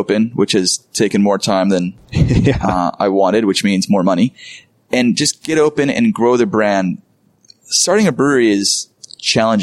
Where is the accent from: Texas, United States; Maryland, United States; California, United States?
California, United States; Carpinteria; I grew up in Carp